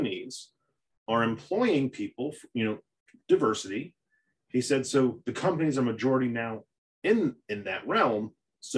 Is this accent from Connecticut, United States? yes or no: yes; Connecticut, United States; I'm Italian from Connecticut. My family moved here from Italy